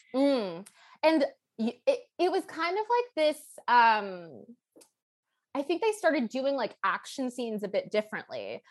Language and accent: English; Toronto, Ontario, Canada; I grew up in Toronto, I'm from Toronto